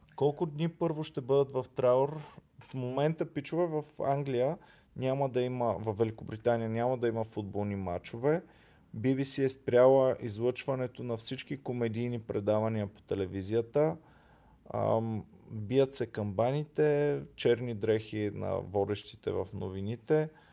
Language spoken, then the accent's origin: Bulgarian; Bulgaria; сме българи